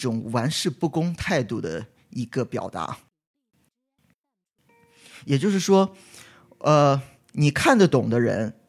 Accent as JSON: {"language": "Chinese", "country": "China", "lives_now": "Los Angeles, United States", "said": "那我就纳闷了，我就觉得那我们中国人在这里都不读书吗？后来我就去想，那我们现在就是中国人，就是往国外跑的也越来越多"}